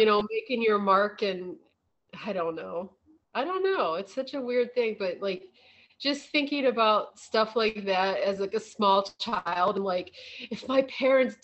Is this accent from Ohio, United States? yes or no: yes; Northeast Ohio, United States; moved away; I grew up in Northeast Ohio, which was very wooded